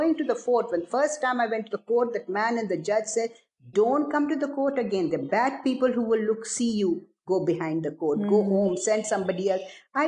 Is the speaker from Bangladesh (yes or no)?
yes; Bangladesh; now in Pakistan; That was my first trip in an aircraft, other than when I came from Bangladesh to Karachi via Colombo.